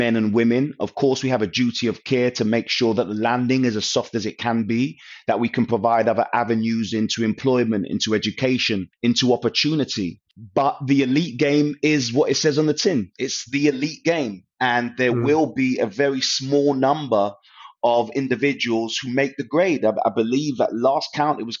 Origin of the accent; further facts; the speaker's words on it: London, United Kingdom; I was from Northwest London, a neighborhood called Stonebridge Estate, very Caribbean